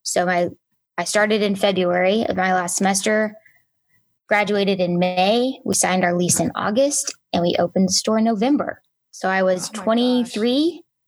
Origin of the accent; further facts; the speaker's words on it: Enid, Oklahoma, United States; also born or lived in Atlanta / San Antonio / Edmond; I was in Enid from third grade to literally Christmas break of my junior year